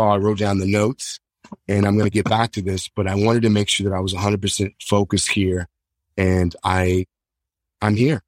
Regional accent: Hutchinson, Kansas, United States; my hometown, Hutchinson, Kansas

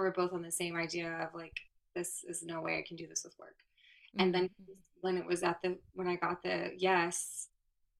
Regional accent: Florida, United States; I'm from Florida

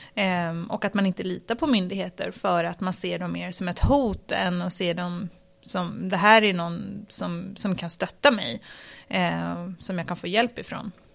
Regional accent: Stockholm, Stockholm County, Sweden; jag växte upp i, i Tensta

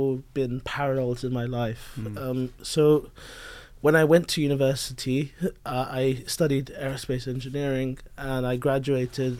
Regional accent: London, United Kingdom; I was born in London, and I was a very curious child. I was kind of born and raised around Indian parents

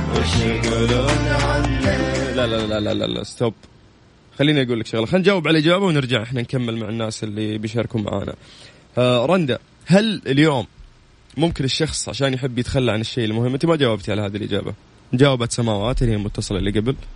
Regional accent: Egypt; من مصر انا موجود دلوقتي في مصر وعايز اتابع الاذاعه من مصر

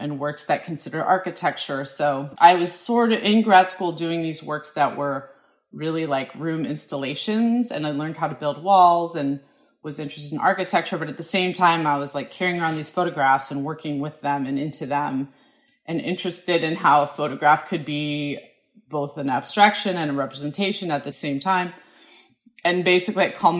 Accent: Colorado, United States; moved away as an adult; also born or lived in Syracuse, New York / Hudson, New York; now in Brooklyn, United States; I grew up in Colorado, and our family spent a lot of time hiking

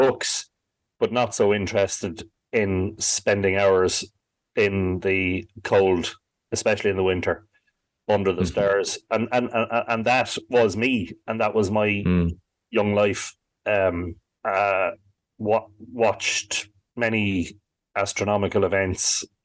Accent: Drogheda, County Louth, Ireland; growing up in Drogheda during the 80s

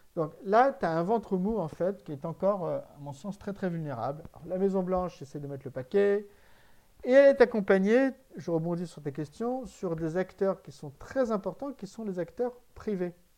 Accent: France; en tant que Français

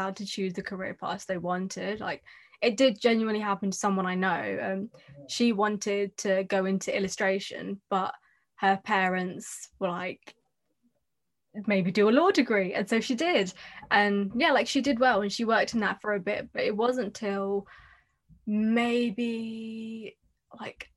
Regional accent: Hounslow, London, United Kingdom; I grew up in Hounslow East, literally by the train station

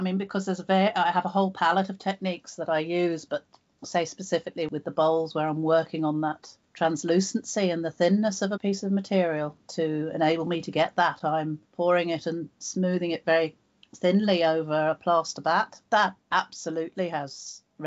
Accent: just outside Cambridge, East of England, United Kingdom; I was born just outside Cambridge on a farm

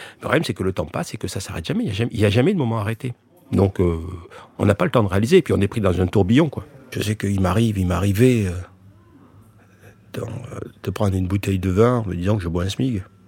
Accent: France; je suis français, je suis content d'être français, d'être né en France

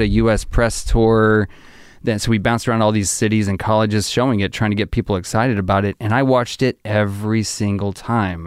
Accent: Arkansas, United States; I grew up in Arkansas.

